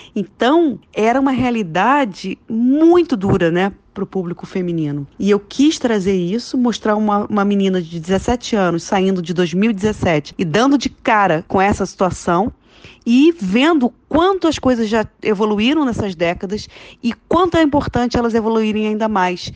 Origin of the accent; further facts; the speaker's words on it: Rio de Janeiro, Brazil; Eu sou carioca